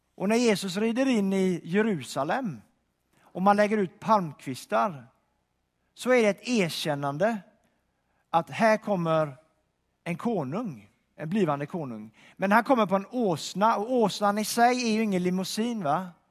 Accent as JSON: {"language": "Swedish", "town": "Donsö", "region": "Västra Götaland", "country": "Sweden", "moved": "yes", "said": "jag kommer från Donsö utanför Göteborg, en ö där"}